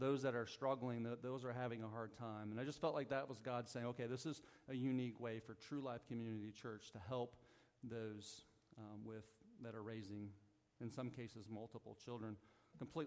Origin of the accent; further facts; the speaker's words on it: Southern Missouri, United States; moved away; So I'm from the Midwest. Like, I'm a Southern Missouri country boy